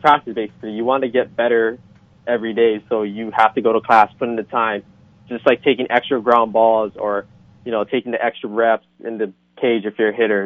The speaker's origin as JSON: {"language": "English", "town": "Hilo", "region": "Hawaii", "country": "United States", "moved": "as an adult", "lives_now": "California, United States", "said": "I'm from the Big Island of Hawaii, from a small town of Hilo"}